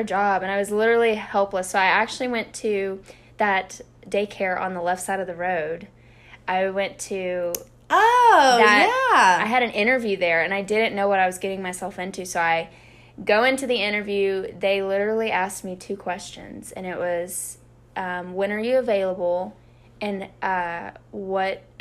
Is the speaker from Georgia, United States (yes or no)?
no; Caldwell, Texas, United States; now in Austin, United States; So I am from Caldwell, Texas. It's a very small town near College Station. I grew up in that little bitty small town for my whole life